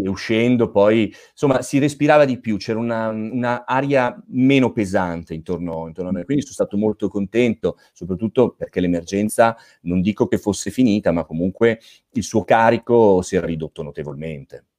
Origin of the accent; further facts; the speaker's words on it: Milan, Lombardy, Italy; also born or lived in Province of Asti, Piedmont; Io ho origini piemontesi, eh, dell'Astigiano per l'esattezza, quindi un po' non proprio dove, de, delle tue zone, però sono di Milano, io vivo e lavoro a Milano